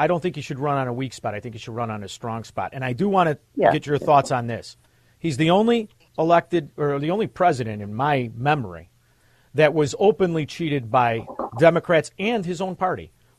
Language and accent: English; Chicago, Illinois, United States; I'm from Chicago. Look what they did to my city.